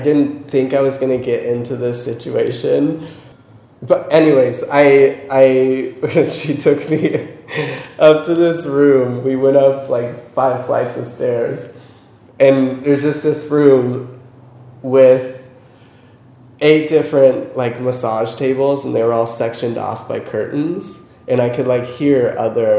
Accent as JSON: {"language": "English", "country": "United States", "said": "I'm like American"}